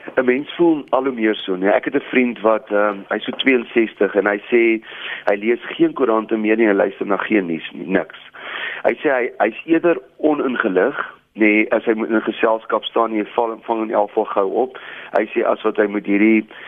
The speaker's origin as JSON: {"language": "Afrikaans", "country": "South Africa"}